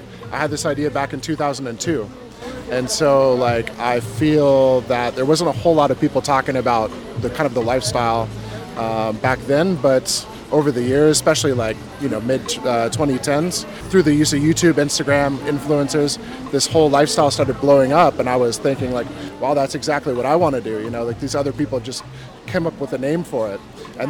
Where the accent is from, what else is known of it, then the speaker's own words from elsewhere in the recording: Alaska, United States; born there; also born or lived in Hawaii; I was born in Alaska, USA, and I lived in Hawaii before I went nomadic.